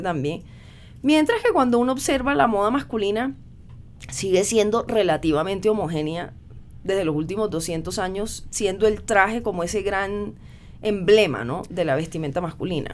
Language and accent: Spanish; Cartagena, Bolívar, Colombia; donde crecí, en Cartagena de Indias